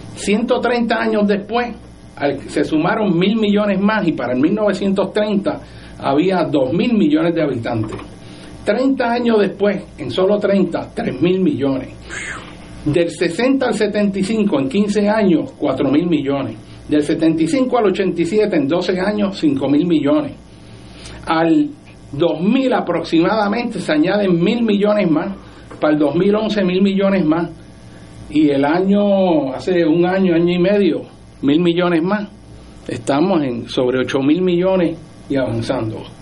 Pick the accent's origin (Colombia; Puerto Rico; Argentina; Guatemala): Puerto Rico; somos los puertorriqueños